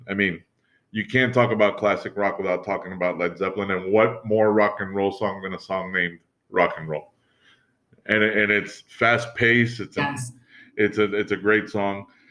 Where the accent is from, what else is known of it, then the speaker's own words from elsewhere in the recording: New York, United States; as a New Yorker